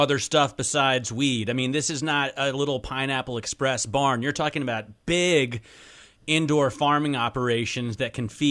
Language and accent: English; Ohio, United States; I'm from Ohio.